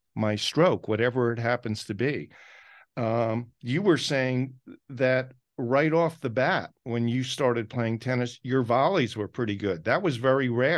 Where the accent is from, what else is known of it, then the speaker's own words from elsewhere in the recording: Maplewood, New Jersey, United States; my hometown, Maplewood, South Orange, New Jersey